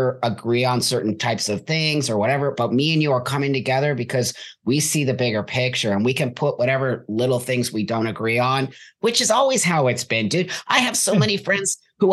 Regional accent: California, United States; I was born and raised in California

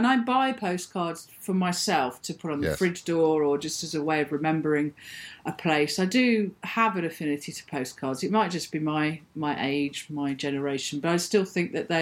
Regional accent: Birmingham, West Midlands, United Kingdom; moved away as an adult; also born or lived in London / Stoke Newington, London; I was brought up in Birmingham after Mum and Dad broke up. And I was in Birmingham from the age of about 4 to the age of 22

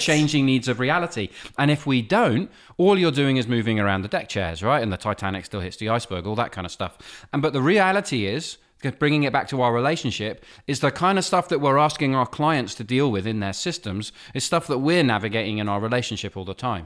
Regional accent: England, United Kingdom; also born or lived in Nova Scotia, Canada; I was born in Nova Scotia. I was raised in England

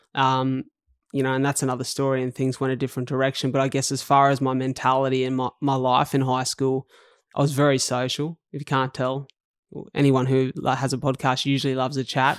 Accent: Wollongong, New South Wales, Australia; I grew up in paradise on earth. Um, to other people. That's called Wollongong

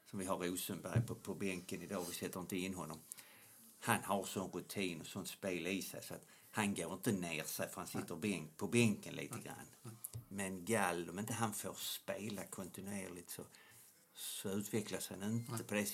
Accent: Skåne, Sweden; accent: Scanian (skånska); Jag ska försöka att göra min skånska lite mer

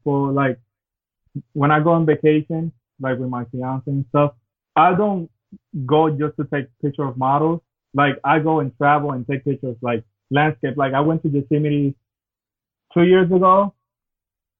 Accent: Puerto Rico; now in Orlando, United States; I'm from Orlando, originally from Puerto Rico.

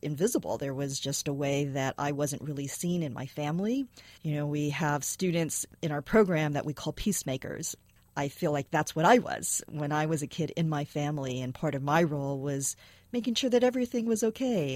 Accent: San Francisco, California, United States; I was born and raised is in San Francisco.

